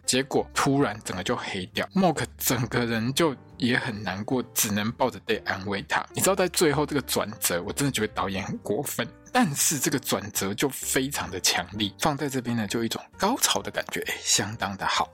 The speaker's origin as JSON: {"language": "Chinese", "country": "Taiwan", "said": "我们台湾人"}